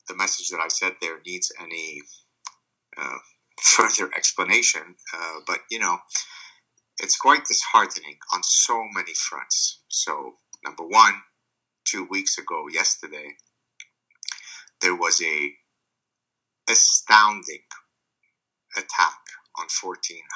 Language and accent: English; Lebanon; first language Arabic; English is a second language; moved away; I'm Lebanese Jewish. I didn't have a good childhood growing up in Lebanon